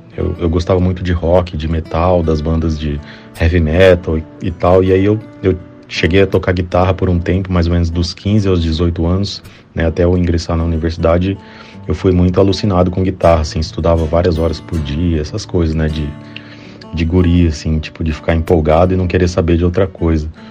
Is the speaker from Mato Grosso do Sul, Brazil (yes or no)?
yes; Campo Grande, Mato Grosso do Sul, Brazil; Eu sou de Campo Grande, Mato Grosso do Sul, eu tive contato com música, assim, desde criança